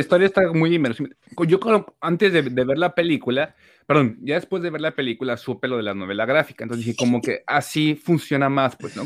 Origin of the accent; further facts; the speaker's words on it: Mexico; nosotros como mexicanos también tenemos una eh, sociedad súper católica